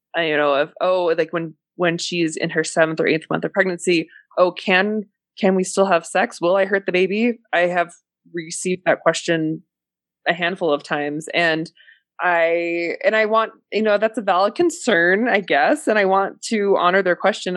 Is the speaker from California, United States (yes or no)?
yes; San Francisco, California, United States; moved away; also born or lived in Utah; I grew up in San Francisco